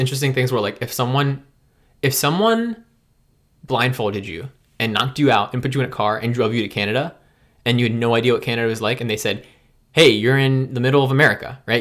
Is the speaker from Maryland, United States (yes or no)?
yes; Maryland, United States; also born or lived in Memphis, Tennessee; I've, I've gr, I've grown up for most of my life in Maryland.